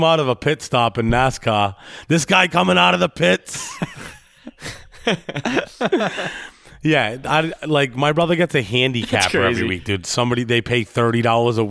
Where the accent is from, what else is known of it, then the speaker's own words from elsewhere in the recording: Rhode Island, United States; accent: Rhode Island; moved away as an adult; now in South Carolina, United States; my Rhode Island accent